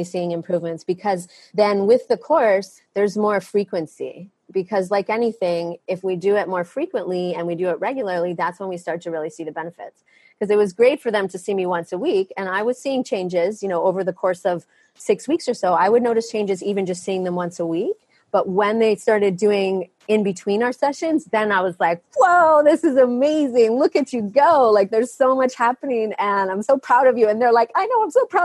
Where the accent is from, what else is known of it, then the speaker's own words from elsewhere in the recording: Maine, United States; now in Maui, United States; I was born in Maine